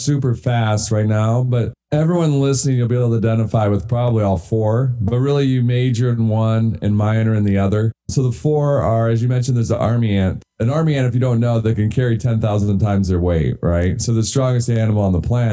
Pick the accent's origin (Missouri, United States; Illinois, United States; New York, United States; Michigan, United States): Michigan, United States; I grew up in Michigan